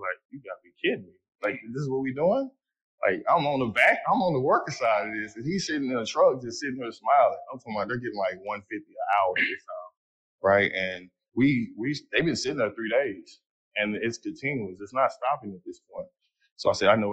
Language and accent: English; Fort Worth, Texas, United States; I'm from Fort Worth, Texas